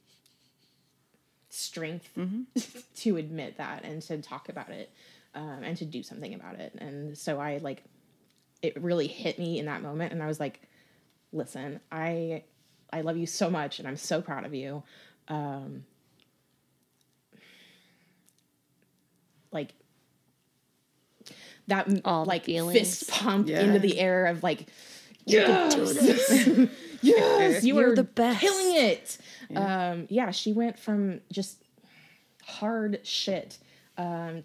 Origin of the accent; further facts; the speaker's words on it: Aurora, Colorado, United States; Aurora proper